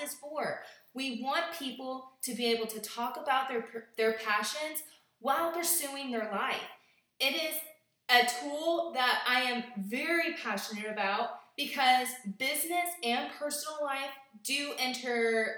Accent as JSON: {"language": "English", "country": "United States", "said": "my home state in Kentucky or Indiana"}